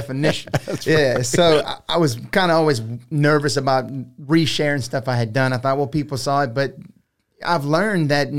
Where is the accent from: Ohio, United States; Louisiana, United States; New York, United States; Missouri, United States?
Louisiana, United States; Houma; also born or lived in Thibodaux; now in Broussard, United States; So I was born in Thibodaux, Louisiana, yeah. Grew up in Houma, Louisiana. Houma. At about age 27, my wife and I moved to Broussard, Louisiana.